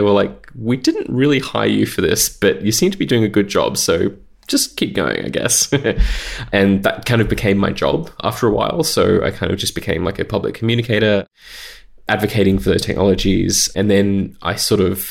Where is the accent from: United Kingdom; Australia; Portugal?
Australia; I grew up in Australia and I started my career in Australia.